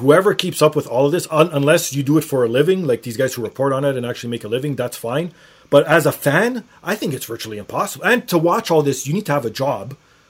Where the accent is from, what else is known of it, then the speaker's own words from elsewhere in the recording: Canada; I felt pride as being a Canadian.